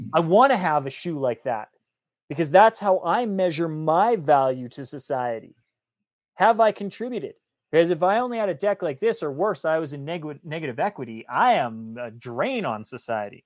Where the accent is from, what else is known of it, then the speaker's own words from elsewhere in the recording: Canada; I grew up in Canada.